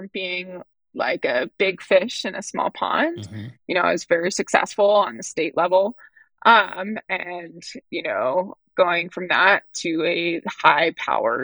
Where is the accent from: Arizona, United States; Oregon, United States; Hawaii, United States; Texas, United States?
Hawaii, United States; growing up in Hawaii